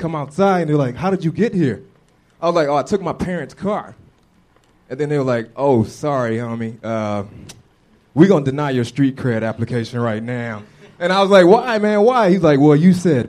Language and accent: English; Atlanta, Georgia, United States; moved away; I'm from the South